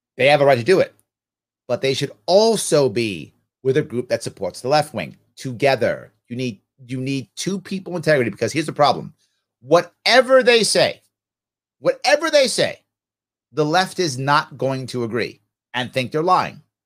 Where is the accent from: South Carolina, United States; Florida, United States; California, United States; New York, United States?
New York, United States; I'm a New Yorker